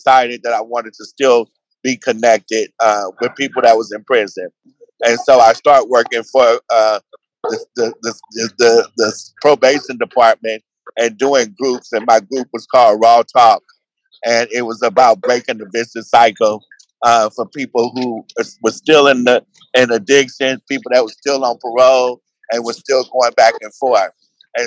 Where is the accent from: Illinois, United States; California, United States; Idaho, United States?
California, United States; San Francisco; I'm from San Francisco in the Bay Area.